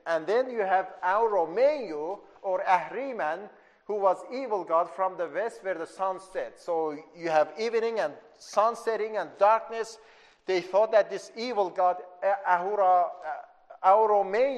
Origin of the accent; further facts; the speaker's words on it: Iran; moved away; I grew up in Iran